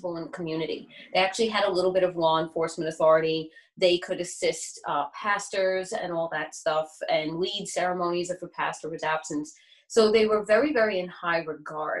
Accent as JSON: {"language": "English", "town": "New York City", "region": "New York", "country": "United States", "said": "I'm from Staten Island, New York"}